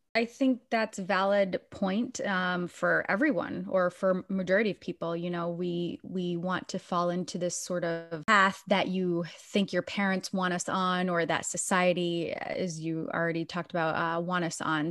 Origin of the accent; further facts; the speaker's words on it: Biddeford, Maine, United States; the same town that I was born and raised